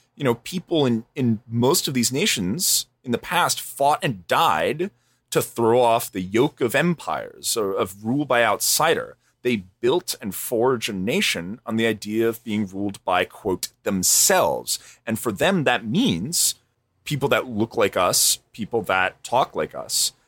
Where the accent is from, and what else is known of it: United States